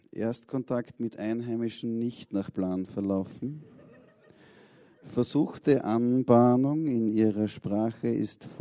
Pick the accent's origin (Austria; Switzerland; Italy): Austria; Vienna; Das passiert als Wiener auf der Südostangenten im Stau doch relativ häufig.